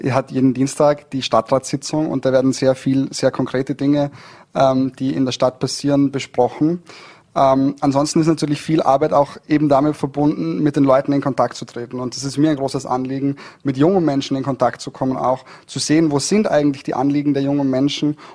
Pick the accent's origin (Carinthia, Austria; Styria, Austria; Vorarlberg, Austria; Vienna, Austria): Vorarlberg, Austria; Dornbirn; Also ich bin in Dornbirn aufgewachsen und ich bin sehr gerne in Dornbirn aufgewachsen.